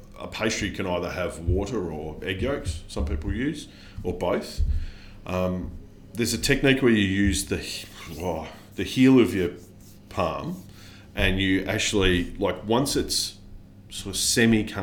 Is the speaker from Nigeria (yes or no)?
no; Australia; I'm Australian